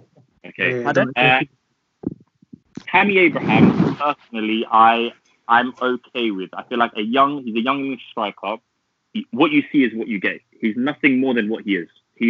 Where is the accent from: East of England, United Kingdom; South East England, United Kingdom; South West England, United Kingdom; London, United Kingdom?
London, United Kingdom; I'm a big Chelsea fan. I'm from North London, so that's where you can kind of get my accent from.